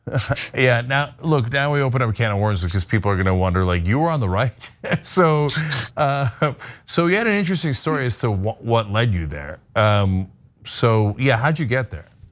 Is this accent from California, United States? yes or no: no; New Jersey, United States; I live five minutes from Rutgers growing up in New Jersey